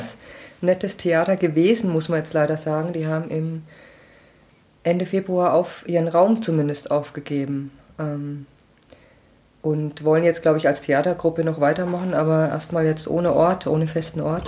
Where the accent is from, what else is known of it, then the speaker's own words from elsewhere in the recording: Schweinfurt, Bavaria, Germany; moved away as an adult; also born or lived in Munich / Nuremberg; now in Würzburg, Germany; den meiste Zeit meiner Kindheit und Jugend habe ich bei und in Schweinfurt verbracht